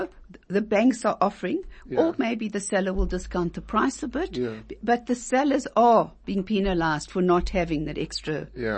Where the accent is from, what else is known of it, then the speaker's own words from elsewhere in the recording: South Africa; I'm South African born and bred.